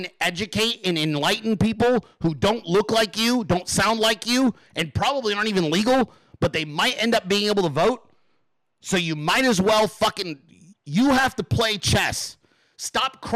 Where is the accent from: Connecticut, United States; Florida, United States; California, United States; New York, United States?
California, United States; Central; I grew up in California in the fucking farming communities of Central California.